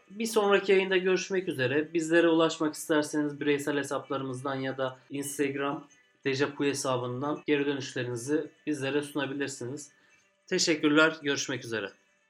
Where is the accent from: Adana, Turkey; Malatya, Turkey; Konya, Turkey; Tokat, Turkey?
Adana, Turkey; Bir Adanalı olarak